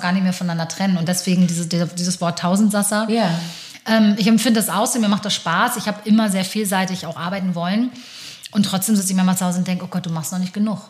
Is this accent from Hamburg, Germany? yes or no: yes; Hamburg, Germany; ich bin in Hamburg aber geboren und aufgewachsen